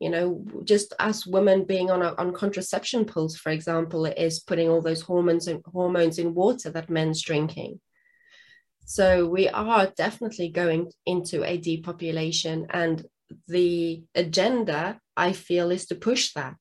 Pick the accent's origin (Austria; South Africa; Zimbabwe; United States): South Africa; English is a second language; now in England; I'm originally from South Africa